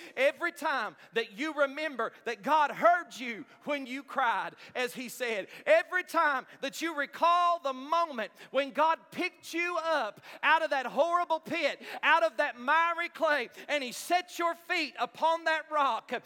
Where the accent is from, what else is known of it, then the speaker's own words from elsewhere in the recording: United States; I grew up in Knox County schools